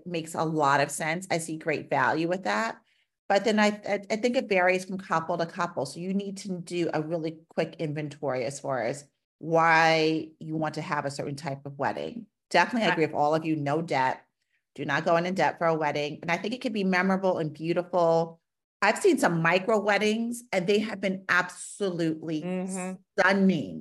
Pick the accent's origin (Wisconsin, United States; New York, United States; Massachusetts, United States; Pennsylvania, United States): New York, United States; New York City; now in Pittsburgh, United States; I'm from New York City. My family's from New York City